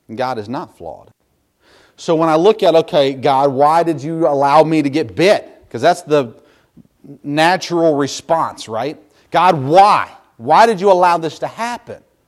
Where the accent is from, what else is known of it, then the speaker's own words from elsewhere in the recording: United States; As American Christians today